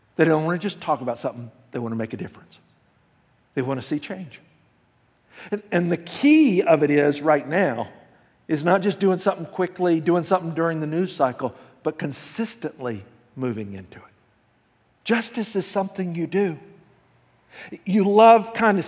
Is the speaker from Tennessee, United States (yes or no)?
yes; Memphis, Tennessee, United States; now in California, United States; I grew up in the South. The city I grew up in, Memphis, Tennessee